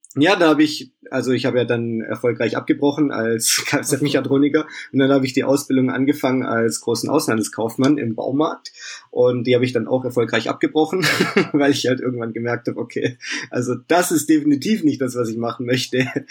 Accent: Vaihingen an der Enz, Baden-Württemberg, Germany; Ich komme hier aus dem Stuttgarter Raum, aus Feingen an der Ends

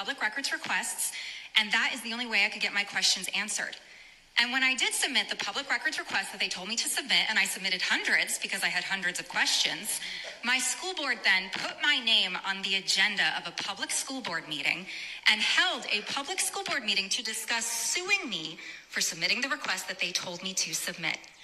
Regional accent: Rhode Island, United States; I am a mother from Rhode Island

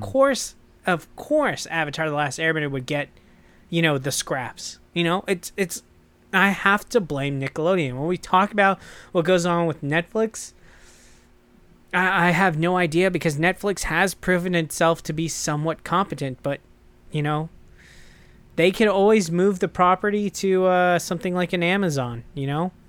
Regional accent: United States; I'm American

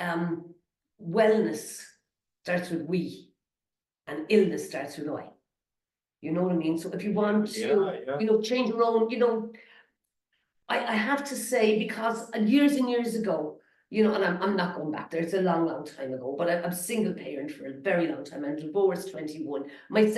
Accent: Ireland; We're Irish

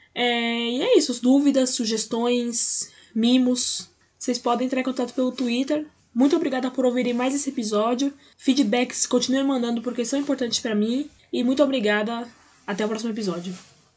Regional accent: Brazil; para mim que sou brasileira

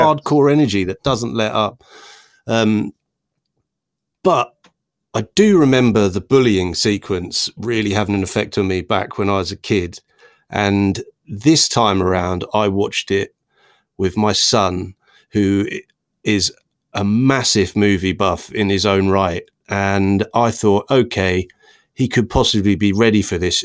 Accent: Worstead, East of England, United Kingdom; three lifelong Norfolk chums

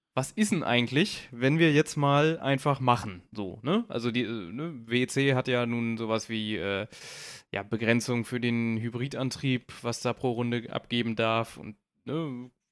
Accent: Braunschweig, Lower Saxony, Germany; ich komme aus Braunschweig

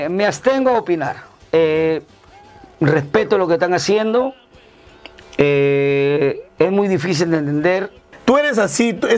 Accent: Colombia; moved away; cuando nosotros llegamos de Colombia, a nosotros no nos decían que vienen los cachai vienen los hermanos, los colombianos, decían

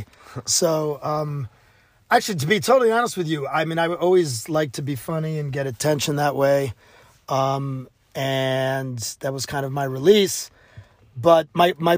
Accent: New Haven, Connecticut, United States; growing up in New Haven, Yale was right 20 minutes away from where I grew up

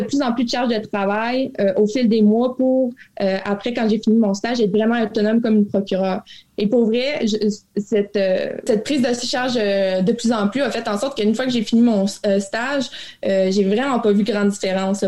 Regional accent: Abitibi, Quebec, Canada; also born or lived in Montreal; je suis originaire de la BCB. J'ai fait mon cégep en région

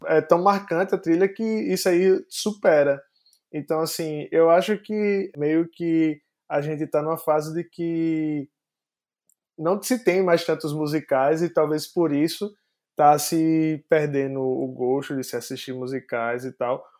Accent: Northeast Region, Brazil; eu sou do Nordeste

